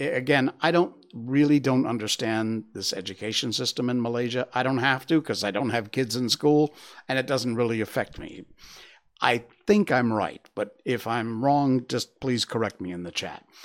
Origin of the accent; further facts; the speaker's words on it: United States; I'm an American